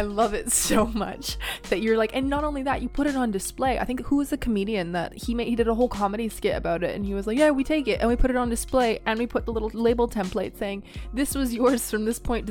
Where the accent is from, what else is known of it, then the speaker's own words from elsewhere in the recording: Canada; accent: Canadian; moved away as an adult; also born or lived in New Zealand; now in London, United Kingdom; my annoying ass Canadian accent isn't necessarily hidden